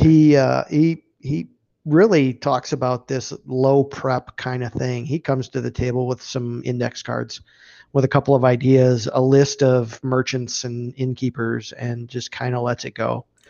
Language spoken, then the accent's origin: English; Upper Peninsula of Michigan, United States; I grew up in the Upper Peninsula of Michigan